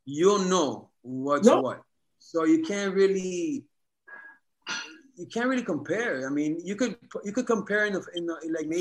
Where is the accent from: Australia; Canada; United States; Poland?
United States; New York City, New York; moved away as an adult; now in Oregon, United States; My hometown, nigga. Queens, baby.